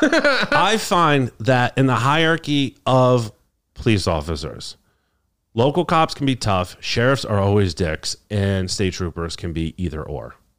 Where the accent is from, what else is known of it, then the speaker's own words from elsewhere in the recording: New York, United States; also born or lived in Albany; my hometown